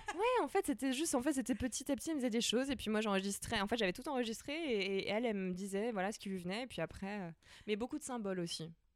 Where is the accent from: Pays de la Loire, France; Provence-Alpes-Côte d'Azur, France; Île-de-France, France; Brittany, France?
Pays de la Loire, France; Nantes; moi j'ai grandi à Nantes